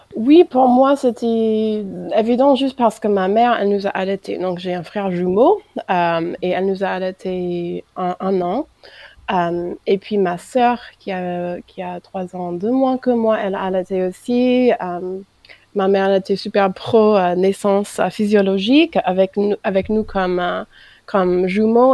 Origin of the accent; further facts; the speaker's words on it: United States; French is a second language; moved away as an adult; now in France